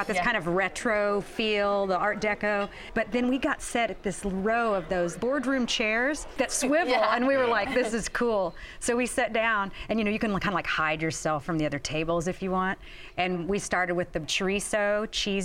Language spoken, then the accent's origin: English; Kansas, United States; now in Bay Area, United States; I'm also from the Midwest, grew up in Kansas